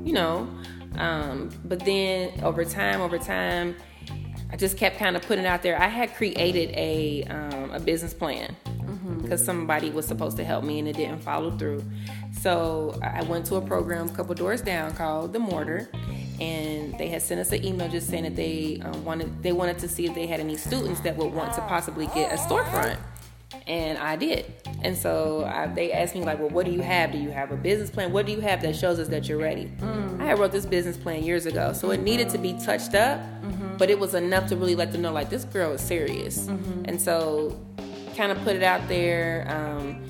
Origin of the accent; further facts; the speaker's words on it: Cincinnati, Ohio, United States; now in Atlanta, United States; I'm from Cincinnati, Ohio